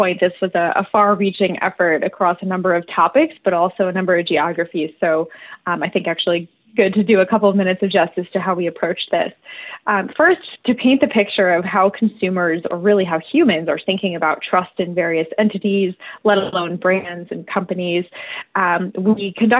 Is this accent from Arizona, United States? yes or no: no; Skaneateles, New York, United States; I am from Skinny Atlas, New York, here in the beautiful upstate region of Big New York State.